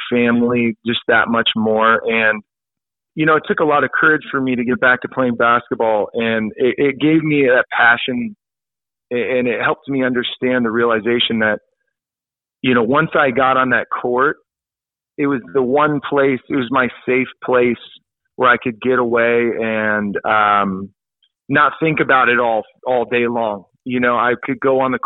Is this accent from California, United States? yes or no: yes; El Dorado Hills, California, United States; moved away; growing up in El Dorado Hills, as you know, it's a very safe, friendly, no problems neighborhood